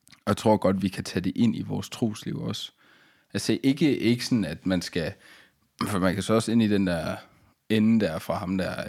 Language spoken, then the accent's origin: Danish; Denmark; som dansker